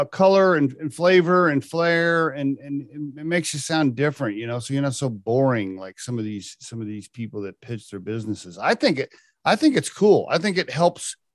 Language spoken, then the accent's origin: English; Oklahoma, United States; moved away as an adult; also born or lived in Connecticut / New York; I grew up in Oklahoma and my grammar, my speech was, you know, not perfect.